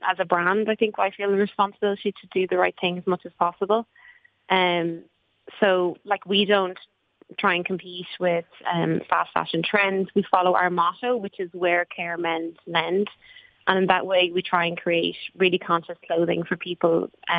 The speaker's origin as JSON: {"language": "English", "town": "Clearystown", "region": "Leinster", "country": "Ireland", "tie": "born or raised there", "also_born_or_lived": "Rathangan", "said": "I grew up in Clearystown and went to school in Rathangan. I live here still"}